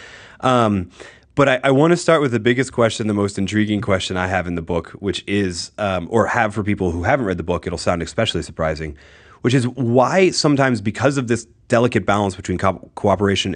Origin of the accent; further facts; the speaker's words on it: outside of Philadelphia, Pennsylvania, United States; I grew up outside of Philly